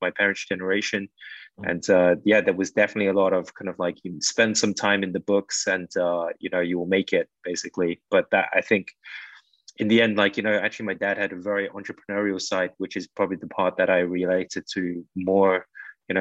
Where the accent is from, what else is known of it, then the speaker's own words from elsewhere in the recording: London, United Kingdom; moved away as an adult; now in Philippines; growing up in the UK